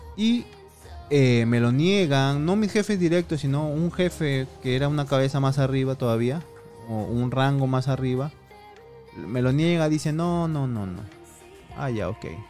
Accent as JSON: {"language": "Spanish", "region": "Piura", "country": "Peru", "moved": "as an adult", "said": "Ciudad ciudad de Piura, de donde yo soy"}